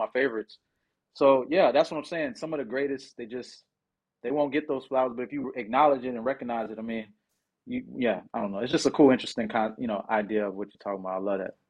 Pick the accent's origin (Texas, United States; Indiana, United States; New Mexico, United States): Texas, United States; Houston; also born or lived in New Orleans, Louisiana; I was born in New Orleans and moved when I was, like, three. So I'm Hous-, I'm Houston for life, baby